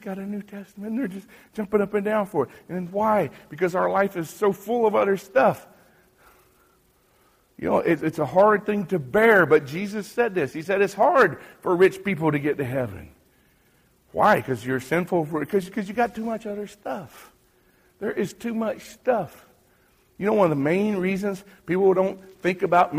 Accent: United States; moved away as an adult; now in Haiti; I'm an American. I'm not Haitian

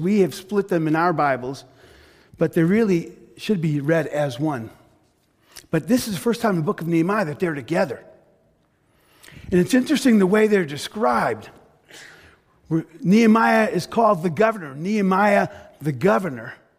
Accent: United States; I was raised in an immigrant family. Parents came to the U.S. from Greece.

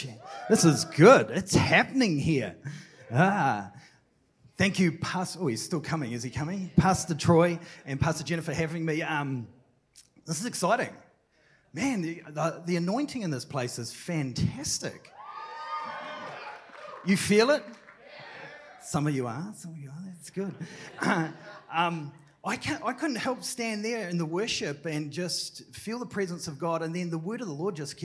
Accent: New Zealand; also born or lived in Tauranga; I'm from New Zealand.

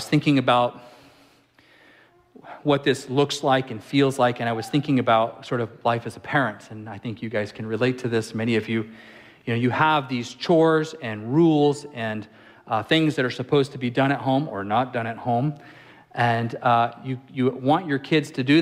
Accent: Apple Valley, California, United States; now in Alaska, United States; I grew up in Apple Valley, California, in the high desert.

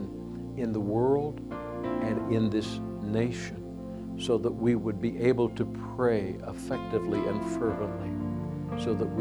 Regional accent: United States; we are proud to be Americans

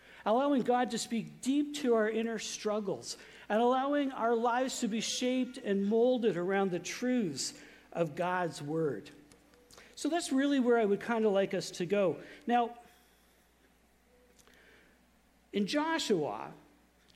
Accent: Saint John, New Brunswick, Canada; growing up in St. John, I went to a very conservative church, which is a Canadian Baptist of Atlantic Canada church

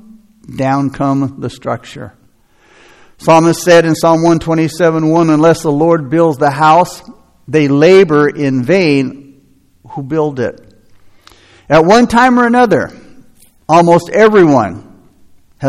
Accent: United States; as American Christians

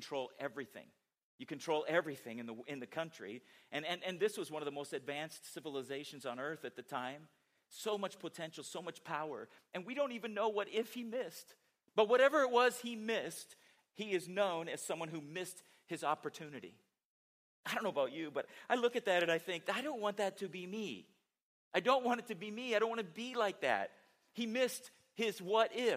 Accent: San Diego, California, United States; moved away; growing up in San Diego, you know, was a fan of San Diego Chargers

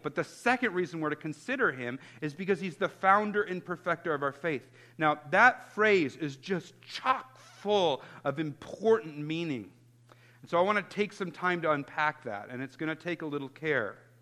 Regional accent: Chicago, Illinois, United States; I grew up in Chicago in the 90s

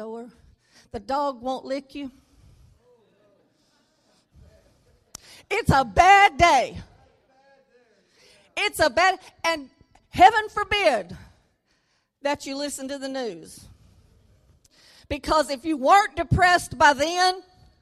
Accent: Louisiana, United States; now in Arkansas, United States; I was born in Louisiana. I may have to say that I live in Arkansas, but I am from Louisiana

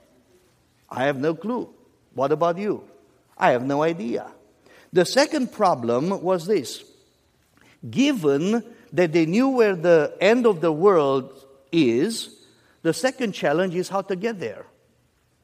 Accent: United States; as an American also

